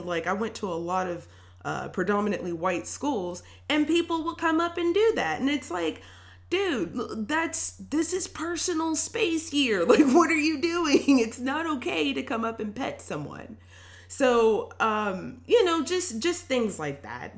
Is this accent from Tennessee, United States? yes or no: yes; Tennessee, United States; also born or lived in Milwaukee, Wisconsin; we moved to Tennessee when I was pretty young, and I ended up going to uh, elementary schools here